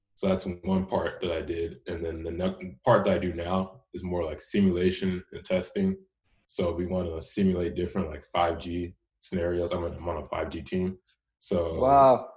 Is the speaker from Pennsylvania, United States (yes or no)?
no; Houston, Texas, United States; also born or lived in Richmond, Texas; I grew up in Houston, and so up until tenth grade, I went, I went to school there